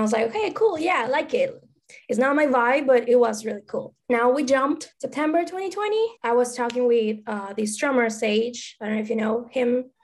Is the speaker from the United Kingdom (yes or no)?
no; Argentina; English is a second language; now in Los Angeles, United States; First of all, I'm sorry for my accent. English is my second language. Maybe you saw me on Twitter, and I'm actually from Argentina, but I live in the States right now in LA, California, sunny California.